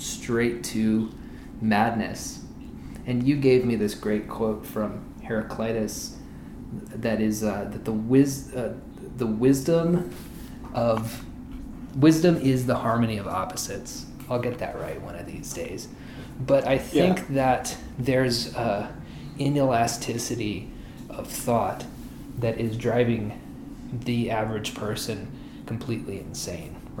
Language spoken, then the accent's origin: English; Oklahoma, United States; I grew up in Oklahoma. I lived here for most of my life